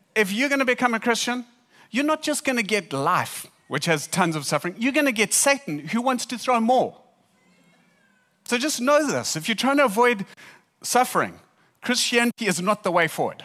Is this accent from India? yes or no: no; South Africa; we're from South Africa.